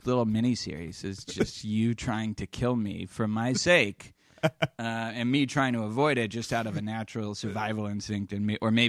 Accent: Boston, Massachusetts, United States; I grew up in Boston, and that's just how it works.

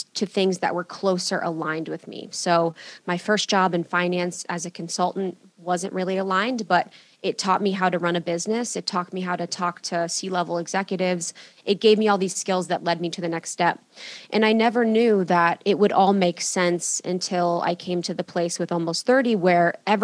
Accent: Ohio, United States; I grew up in Ohio in a small town

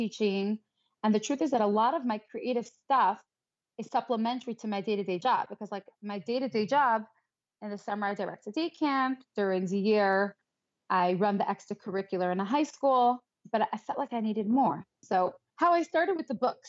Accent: New York City, New York, United States; I grew up in Crown Heights. My husband's from Crown Heights. So we're both born and bred

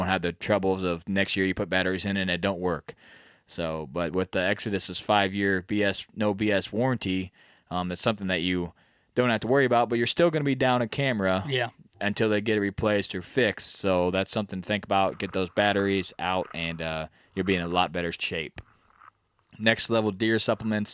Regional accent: Midwest, United States; We're from the Midwest

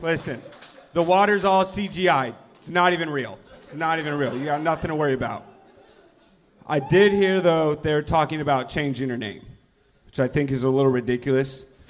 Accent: Ventura, California, United States; Nah, I'm from Ventura.

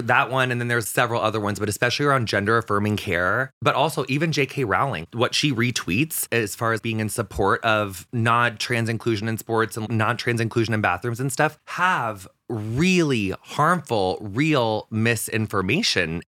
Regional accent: West central Illinois, United States; we're actually the very furthest bit west in Illinois that you can be

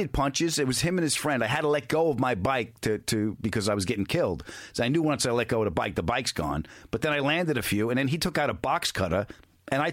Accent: New York, United States; I'm from New York

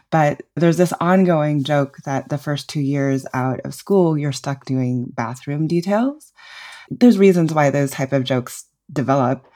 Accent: New Mexico, United States; I grew up in New Mexico

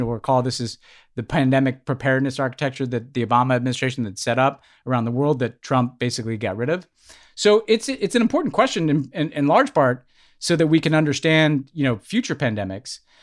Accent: United States; the two most important identities to me growing up were, I'm an American

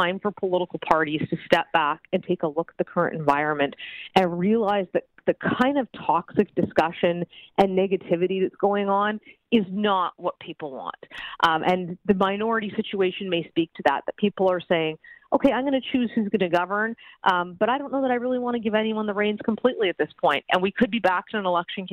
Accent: Alberta, Canada; moved away; I'm from Alberta originally

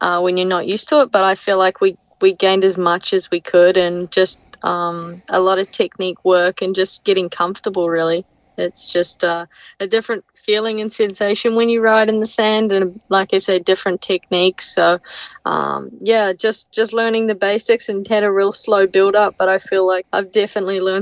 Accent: New Zealand; moved away; Growing up in New Zealand

